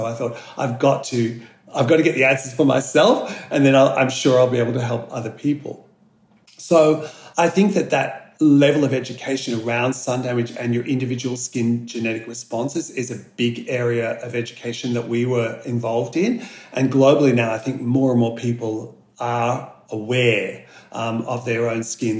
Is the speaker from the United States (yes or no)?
no; Australia; So Australia, you know, 80% of facial aging is caused by the sun. and as Australian scientists like me, our dermatologists, our plastic surgeons are very well aware of this